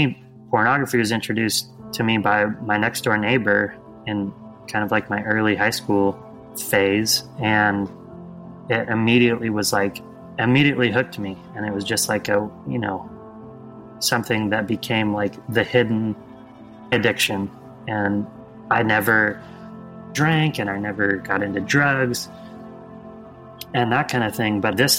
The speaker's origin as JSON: {"language": "English", "region": "West Coast", "country": "United States", "tie": "born or raised there", "said": "I grew up over on the West Coast, kind of all over the West Coast, really."}